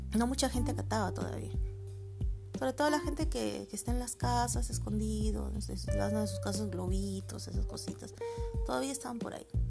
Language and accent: Spanish; Peru; soy de Perú.